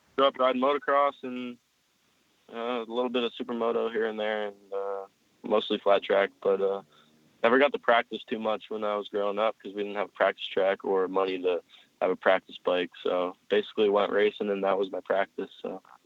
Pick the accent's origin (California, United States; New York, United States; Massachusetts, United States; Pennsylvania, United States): Pennsylvania, United States; I was born in PA, so I've been living there my whole life, basically